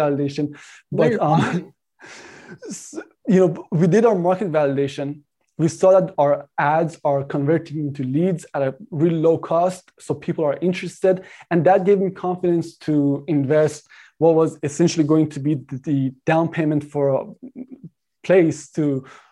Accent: Canada; I'm Canadian

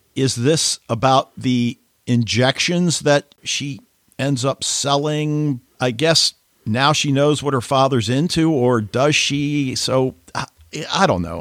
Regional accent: United States; as an American

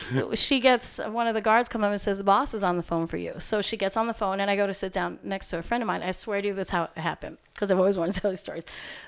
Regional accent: Queens, New York, United States; You're like, I'm this girl from Queens, and what does … want with me?

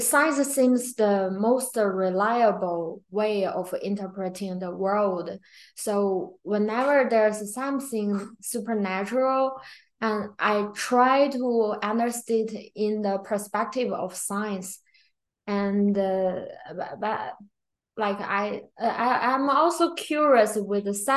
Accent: China; also born or lived in Japan; now in United States; I grew up in China, and then I've been in Japan for several years, and then I came to the US

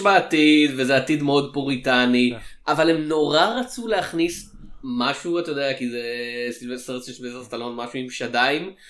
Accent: Israel; אצלנו בישראל

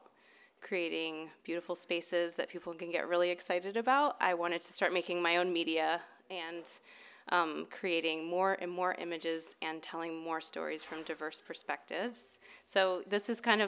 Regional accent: Ohio, United States; moved away as an adult; now in California, United States; I'm actually from Ohio

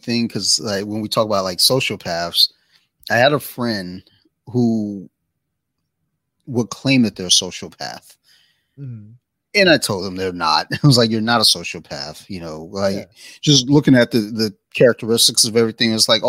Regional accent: Colombia; she'd go out, you know, to where we grew up in Colombia

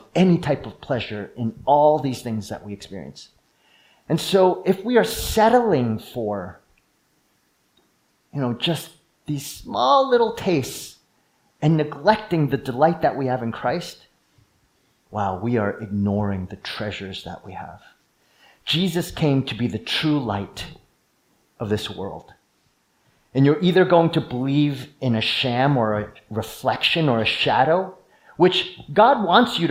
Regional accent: East Coast, United States; moved away; I grew up in the East Coast

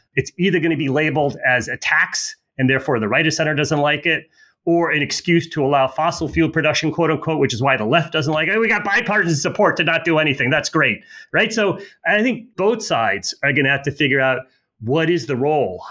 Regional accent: United States; American as as you are

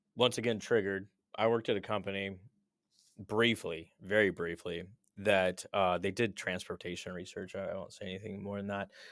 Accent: Texas, United States; I grew up in Texas

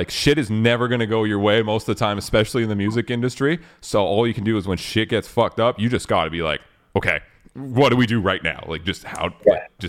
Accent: Canada; We're Canadian, right?

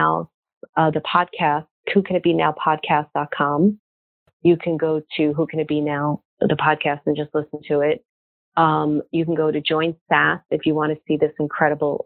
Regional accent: Brooklyn, New York, United States; moved away; I'm from Brooklyn originally

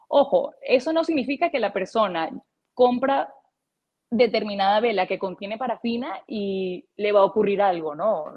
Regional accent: Puerto Píritu, Anzoátegui, Venezuela; also born or lived in Caracas, Venezuela; yo nací en Caracas, pero me crié por varios años durante mi infancia en un pueblo llamado Puerto Píritu

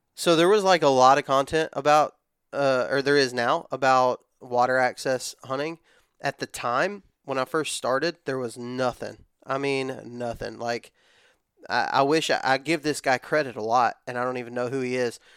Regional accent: West Texas, United States; moved away as an adult; also born or lived in Georgia; now in Alabama, United States; born and raised in West Texas. Um, I moved to Alabama whenever I was eighteen.

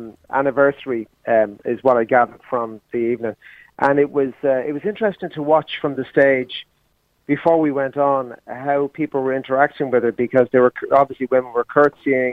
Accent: Ireland; we're actually from the Republic

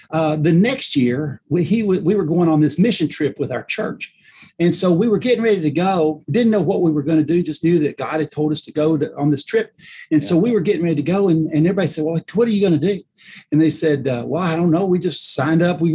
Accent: Paducah, Kentucky, United States; I'm from Paducah, Kentucky. And so it's where we lived then, and we still live here now

